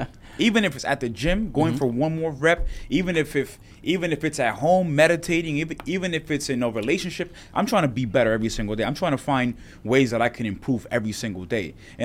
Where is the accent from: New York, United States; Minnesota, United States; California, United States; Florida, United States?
New York, United States; New York City; I'll say my hometown back in Washington Heights.